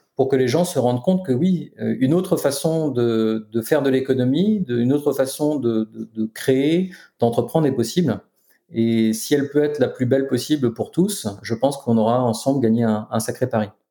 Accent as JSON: {"language": "French", "country": "France", "tie": "born or raised there", "said": "je suis né en France"}